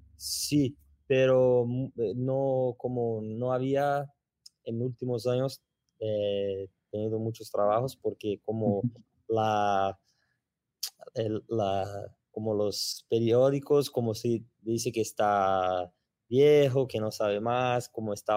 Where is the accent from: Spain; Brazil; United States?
Brazil; Spanish is a second language